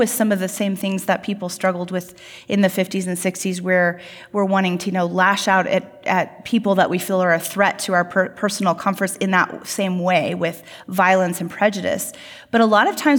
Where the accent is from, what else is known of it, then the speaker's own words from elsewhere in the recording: United States; we as American Christians